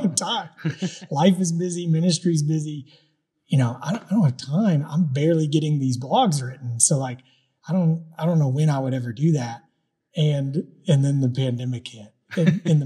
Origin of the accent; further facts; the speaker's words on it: United States; those of us who lived in this country, when we were born here, we grew up American.